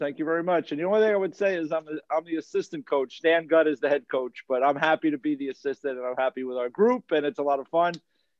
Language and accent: English; Westchester County, New York, United States; I grew up in Westchester County in New York, outside of New York City, and had no connection to the hockey world whatsoever. I was three kids and my mom growing up in a one bedroom apartment